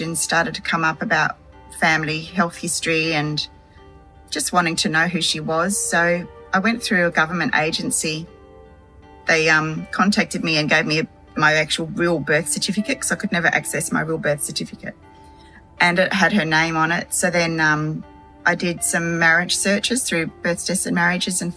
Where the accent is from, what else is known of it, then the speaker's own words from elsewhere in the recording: Hobart, Tasmania, Australia; also born or lived in Devonport, Tasmania; I was born in December of 1966 in Devonport, Tasmania, and adopted and raised in Hobart.